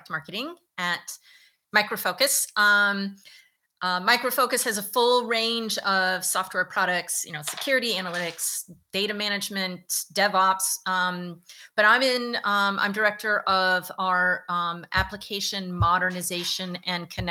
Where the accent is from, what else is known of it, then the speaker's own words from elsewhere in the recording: Virginia, United States; moved away as an adult; now in New York, United States; I'm from Virginia. I had no intention of moving to New York